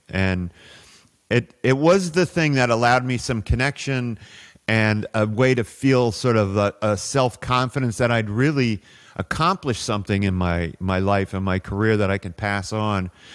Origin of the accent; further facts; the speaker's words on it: Toronto, Ontario, Canada; moved away as an adult; also born or lived in Saudi Arabia / Houston; I grew up in Toronto